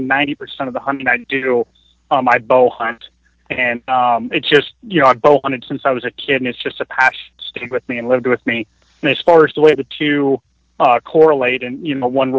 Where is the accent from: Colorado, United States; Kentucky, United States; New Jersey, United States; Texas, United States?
Colorado, United States; Denver; moved away as an adult; now in Alaska, United States; I was born in Denver, Colorado, and I lived there the majority of my life until I left for the Army shortly after my 19th birthday.